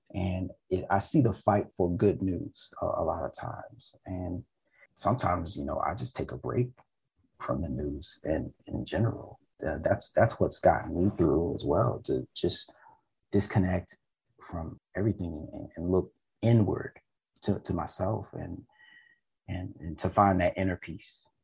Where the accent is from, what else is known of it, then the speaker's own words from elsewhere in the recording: United States; now in Montreal, Canada; I'm from America.